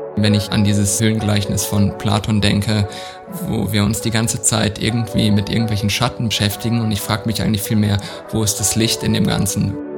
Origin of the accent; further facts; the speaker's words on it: Southern Germany, Germany; in der Provinz, wo ich aufgewachsen bin, in Süddeutschland